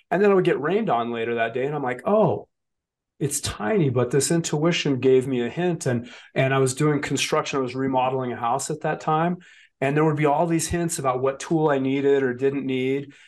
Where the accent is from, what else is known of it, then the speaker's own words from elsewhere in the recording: Wyoming, United States; also born or lived in Colorado / Montana; I was this kid from Wyoming